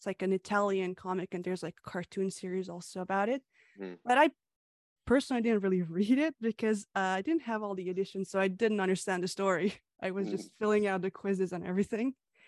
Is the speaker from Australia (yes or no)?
no; Canada; also born or lived in Hungary; the author of Lemon Soda and Coffee. I was born in Hungary and I moved to Canada at the age of 9, and I've lived here ever since.